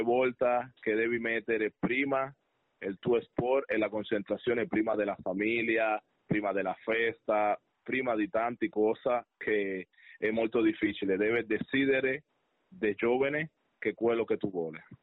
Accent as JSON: {"language": "Italian", "country": "Cuba", "second_language": "Italian", "moved": "yes", "lives_now": "Padua, Italy", "said": "sono proprio cubano da sangre"}